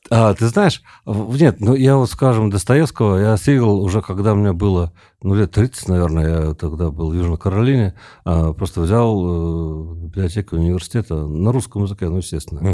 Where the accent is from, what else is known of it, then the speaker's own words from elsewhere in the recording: Tomsk, Tomsk Oblast, Russia; moved away as an adult; also born or lived in South Carolina, United States; now in Moscow, Russia; Я вообще из Томска, я жил на реке